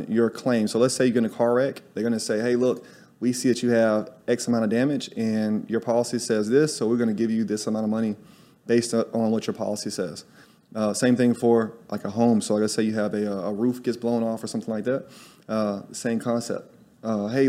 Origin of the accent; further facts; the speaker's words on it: Tuscaloosa, Alabama, United States; moved away as an adult; also born or lived in New York City; now in Salvador, Brazil; I'm from Tuscaloosa, Alabama.